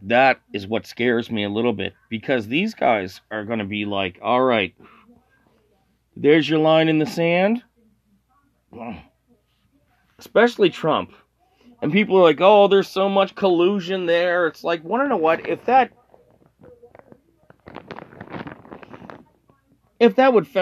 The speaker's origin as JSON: {"language": "English", "country": "Canada", "said": "I'm Canadian"}